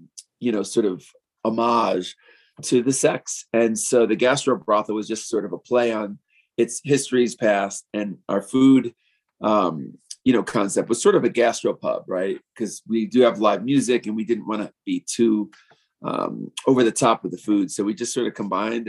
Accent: New York, United States; moved away as an adult; also born or lived in Key West; now in Denver, United States; I have born and raised in New York and in the West Village

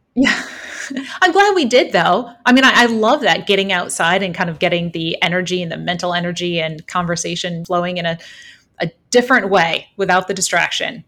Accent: Holland, Michigan, United States; moved away; I grew up in southwestern Michigan in Holland, kind of across the lake from Chicago

